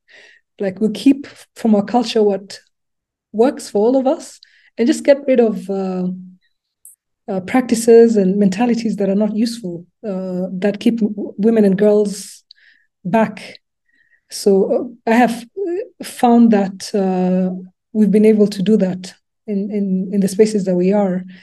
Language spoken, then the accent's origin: English; Nairobi, Kenya; English is a second language; moved away as an adult; also born or lived in Lubumbashi, DRC / Canada; now in Rwanda; I grew up, went to uh, primary school and secondary school in Nairobi